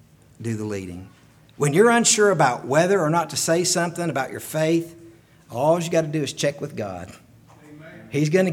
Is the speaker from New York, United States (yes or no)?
no; Chilhowee, Virginia, United States; I'm from Chilhowee, Virginia.